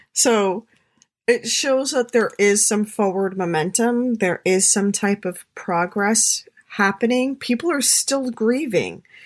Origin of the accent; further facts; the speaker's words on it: New York City, New York, United States; I'm a New Yorker